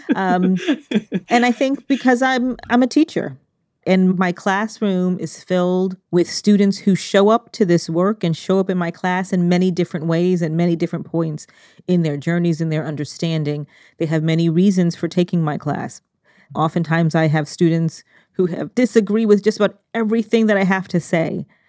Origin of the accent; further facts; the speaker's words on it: Connecticut, United States; we grew up in Connecticut, one of the richest states in the country